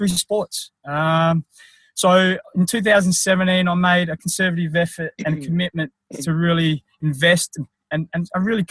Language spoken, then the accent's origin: English; country South Australia, Australia; also born or lived in Philippines; I was adopted by an Australian couple who lived in country South Australia